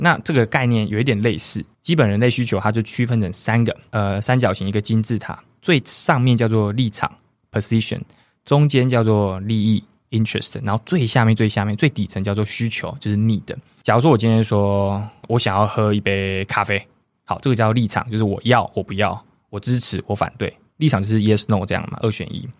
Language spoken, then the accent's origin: Chinese; Kaohsiung, Taiwan; 首先我是高雄人，我住在桥头，哦，桥头就是它是原本的高雄县，所以相对比较偏乡也好，或者说也是比较单纯的一个地方也好